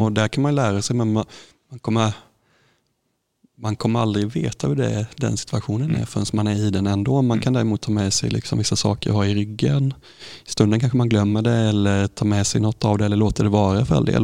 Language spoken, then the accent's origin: Swedish; Sävsjö, Jönköping County, Sweden; så växte jag upp här i Sävsjö